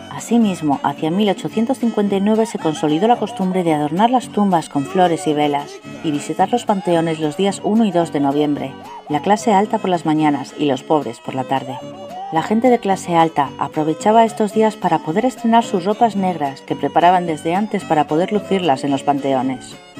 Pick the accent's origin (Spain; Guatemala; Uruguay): Spain; de España